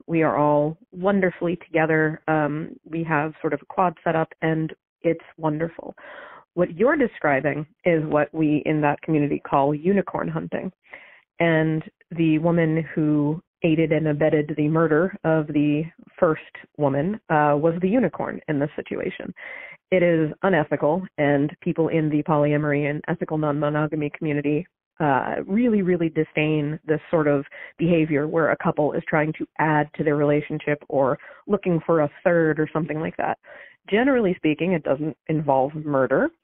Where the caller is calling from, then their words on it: New Hampshire, United States; I'm calling from New Hampshire.